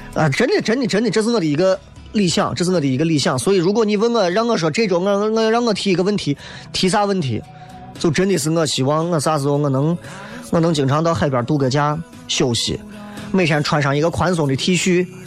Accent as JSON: {"language": "Chinese", "town": "Xi'an", "region": "Shaanxi", "country": "China", "said": "你作为一个西安人，我真的我特别喜欢面朝着水，然后能够能够感受着自然的力量。因为西安人真的见水见的太少了"}